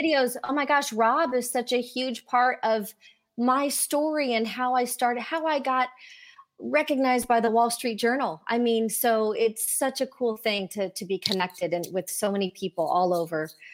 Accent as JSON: {"language": "English", "region": "Indiana", "country": "United States", "tie": "born or raised there"}